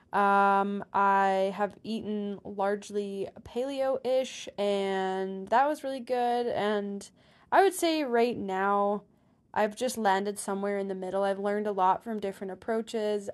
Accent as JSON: {"language": "English", "region": "Ontario", "country": "Canada", "tie": "born or raised there", "moved": "yes", "lives_now": "Alberta, Canada", "said": "I did not grow up here. I grew up in Ontario"}